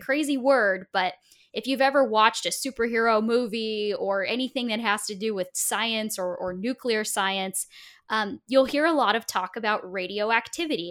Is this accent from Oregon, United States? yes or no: yes; Portland, Oregon, United States; Portland, Oregon, where oh, I grew up